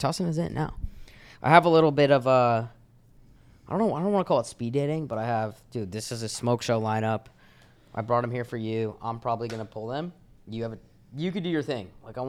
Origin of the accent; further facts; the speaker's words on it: Miami, Florida, United States; also born or lived in Colorado; I'm not really like from there. I'm from Miami. But yeah, my family's back in Colorado.